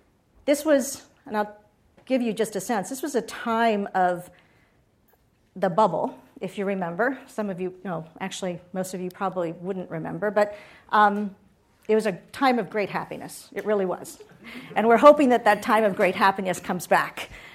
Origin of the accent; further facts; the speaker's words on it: Puerto Rico; also born or lived in Boston; So I grew up in Puerto Rico.